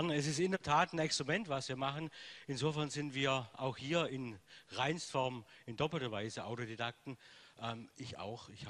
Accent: Baden-Württemberg, Germany; Äh, ich habe irgendwann mal Deutsch gelernt, obwohl man das, ich immer noch aus dem Schwabenland komme. Es ist immer so, so kein richtiges Deutsch.

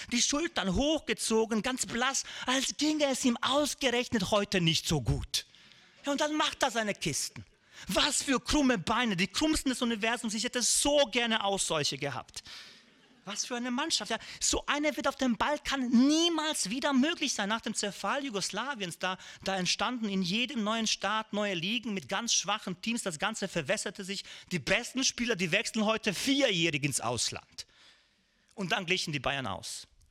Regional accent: Višegrad, Republika Srpska, Bosnia & Herzegovina; bei uns in Visegrad

